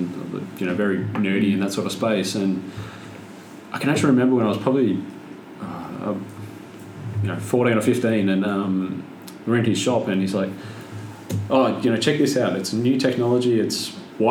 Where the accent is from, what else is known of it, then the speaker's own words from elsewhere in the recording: Swan Hill, Victoria, Australia; moved away as an adult; I grew up in Swan Hill, so northwestern Victoria, on the family farm